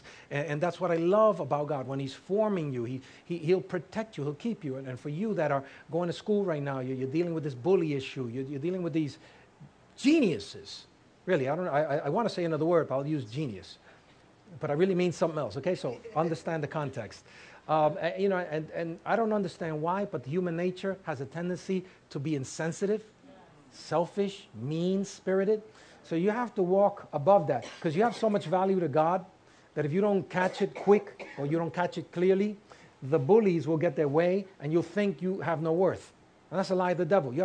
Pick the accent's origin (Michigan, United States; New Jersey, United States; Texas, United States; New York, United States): New York, United States; New York City; And I was raised in Harlem